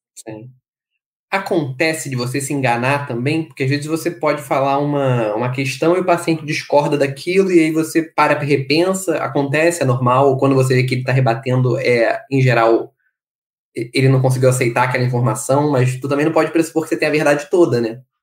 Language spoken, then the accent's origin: Portuguese; Brazil; sobretudo sendo brasileiro como nós somos